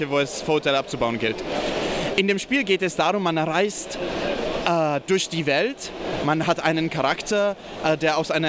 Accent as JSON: {"language": "German", "town": "Bayreuth", "region": "Bavaria", "country": "Germany", "said": "äh, ich komme aus, aus Bayreuth"}